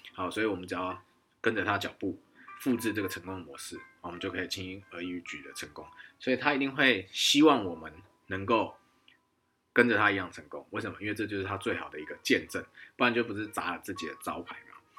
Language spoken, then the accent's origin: Chinese; Taiwan; also born or lived in Tianjin, China; 以前在，啊，天津在汽车，啊，福特汽车销售公司，啊，当台干